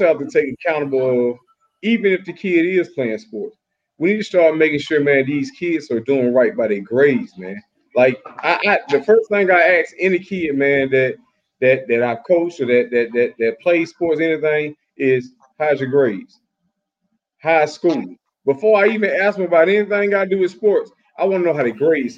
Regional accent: United States; I grew up over in Twin Heights

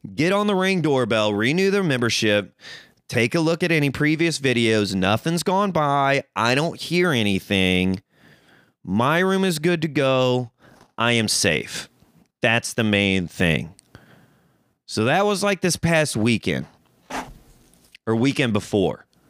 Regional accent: Missouri, United States; moved away as an adult; now in Los Angeles, United States; I'm a country boy. I'm from Missouri.

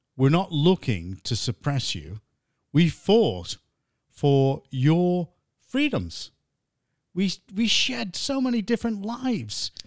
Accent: United States; now in England; grew up in America, I was like one of the only white kids in the classes

